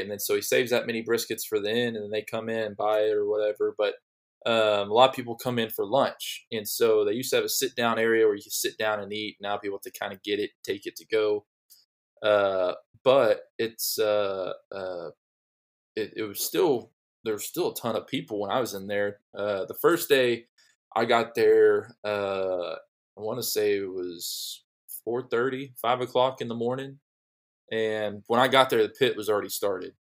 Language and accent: English; Dallas, Texas, United States; me growing up in the Dallas area